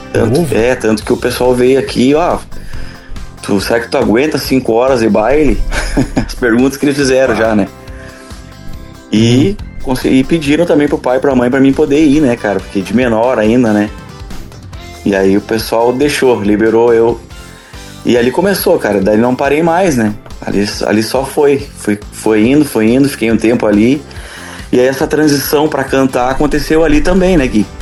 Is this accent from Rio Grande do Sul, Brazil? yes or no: yes; Cachoeira do Sul, Rio Grande do Sul, Brazil; eu sou natural de Cachoeira do Sul, né? Região central do estado.